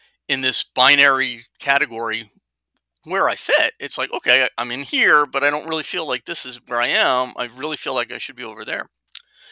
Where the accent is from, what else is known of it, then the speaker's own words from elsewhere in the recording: Jersey City, New Jersey, United States; I grew up in Jersey City, New Jersey, blue collar background.